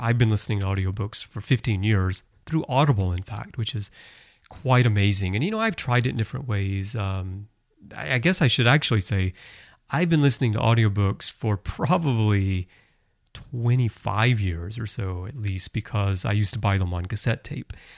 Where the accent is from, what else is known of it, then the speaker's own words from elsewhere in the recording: United States; moved away as an adult; now in Japan; I've lived almost all of my adult life in Japan. And I'm actually more Japanese than I am American.